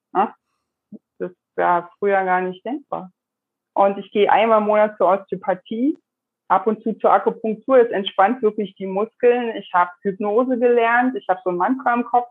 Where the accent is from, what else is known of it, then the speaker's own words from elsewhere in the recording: Germany; Und nun bin ich in der DDR groß geworden.